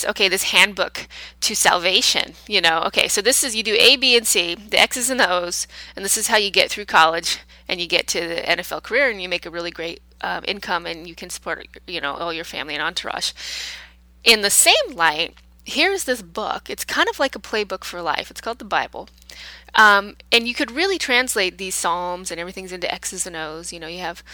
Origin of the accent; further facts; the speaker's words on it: United States; I'm American